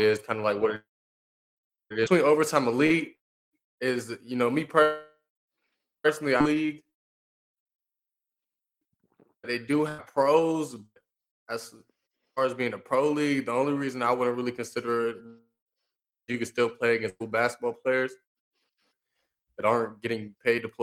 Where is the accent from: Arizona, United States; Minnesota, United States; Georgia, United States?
Georgia, United States; being in Georgia, you know, growing up in Georgia